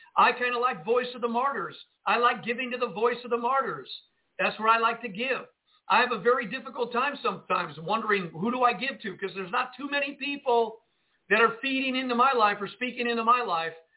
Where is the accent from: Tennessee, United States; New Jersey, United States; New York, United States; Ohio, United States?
New Jersey, United States; Jersey City; now in Northwest Arkansas, United States; I grew up in Jersey City, New Jersey